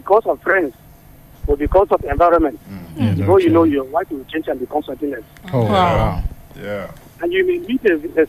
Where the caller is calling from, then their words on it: Abuja, Federal Capital Territory, Nigeria; I'm calling from Idu Railway Station.